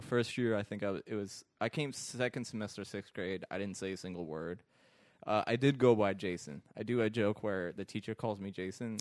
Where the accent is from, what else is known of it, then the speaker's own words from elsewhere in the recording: Iraq; now in United States; I grew up in Iraq.